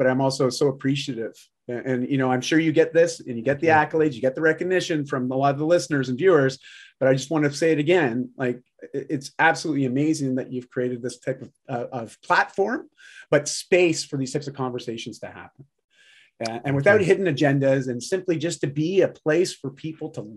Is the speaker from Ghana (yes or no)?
no; Canada; I'm Canadian